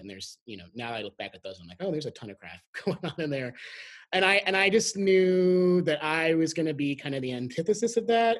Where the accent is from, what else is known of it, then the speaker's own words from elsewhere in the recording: Graham, Texas, United States; also born or lived in San Antonio / Houston; I grew up in a, a, really small town in North Texas called uh, Graham